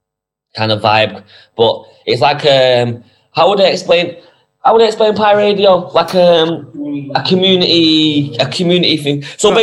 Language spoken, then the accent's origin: English; Manchester, North West England, United Kingdom; Yeah, I'm from Moston, New Moston. I was born in Moston.